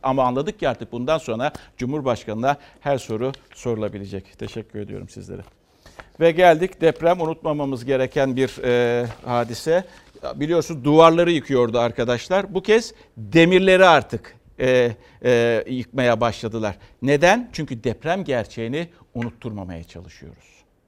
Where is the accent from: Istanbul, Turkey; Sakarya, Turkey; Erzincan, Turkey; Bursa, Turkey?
Istanbul, Turkey; bir İstanbullu olarak